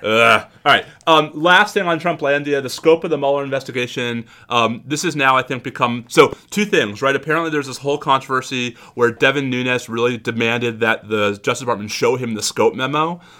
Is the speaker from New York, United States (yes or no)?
yes; New York, United States; I grew up in New York